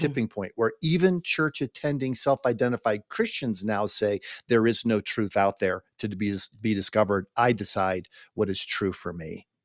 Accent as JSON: {"language": "English", "country": "United States", "said": "we Americans"}